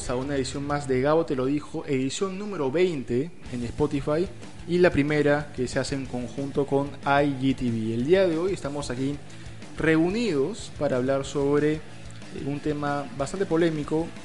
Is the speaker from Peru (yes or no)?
yes; Peru; el primer acercamiento que tuvimos nosotros como peruanos hacia Gianluca La Paula